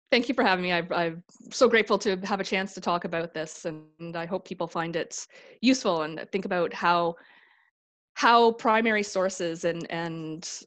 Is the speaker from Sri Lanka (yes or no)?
no; Canada; Jews are considered Canadian. We're white. We're Canadian.